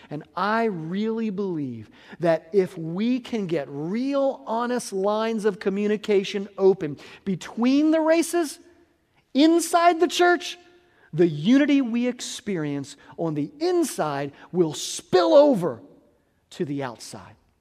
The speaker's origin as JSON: {"language": "English", "country": "United States", "tie": "born or raised there", "said": "I was born white in America"}